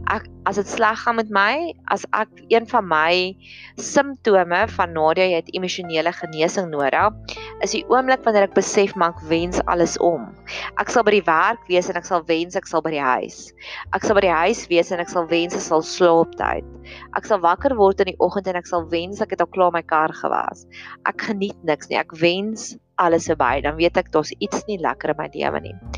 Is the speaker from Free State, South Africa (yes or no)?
yes; Free State, South Africa; in my skool waar ek groot geword het in die Vrystaat